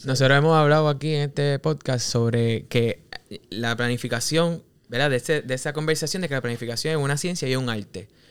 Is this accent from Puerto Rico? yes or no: yes; Cabo Rojo, Puerto Rico; Yo soy de Cabo Rojo y lo digo con orgullo